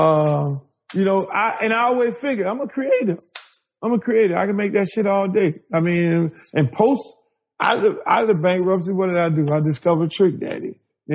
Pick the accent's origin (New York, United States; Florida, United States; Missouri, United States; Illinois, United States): Florida, United States; Miami; I'm a guy from Miami. I'm all about Miami